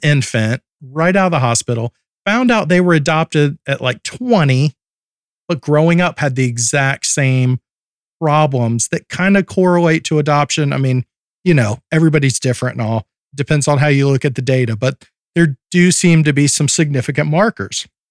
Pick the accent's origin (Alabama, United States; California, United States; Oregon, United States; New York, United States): Alabama, United States; I grew up in Alabama and lived there